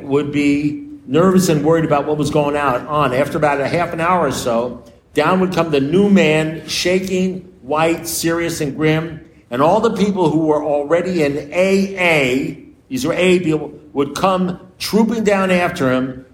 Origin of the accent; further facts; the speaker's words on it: New York City, New York, United States; I'm a New Yorker